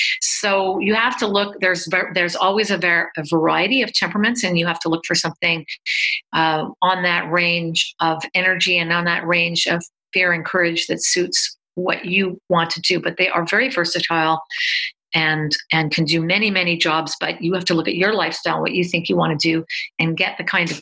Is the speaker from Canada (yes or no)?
yes; Canada; I'm Canadian